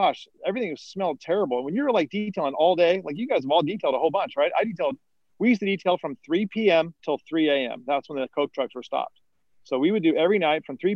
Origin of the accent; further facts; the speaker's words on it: San Juan Capistrano, California, United States; my hometown where I grew up in San Juan Capistrano